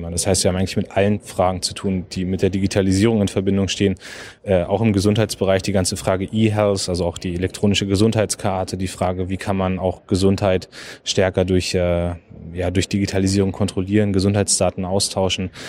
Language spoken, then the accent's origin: German; Germany; Also wir dürfen als Deutsche nicht zulassen, dass äh, unsere Bürgerinnen und Bürger ausspioniert werden auf deutschem